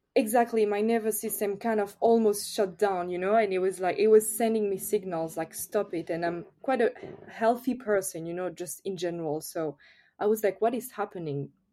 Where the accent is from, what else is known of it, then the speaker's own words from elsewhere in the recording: France; accent: French; English is a second language; I'm French, of course, I think everyone notice with my accent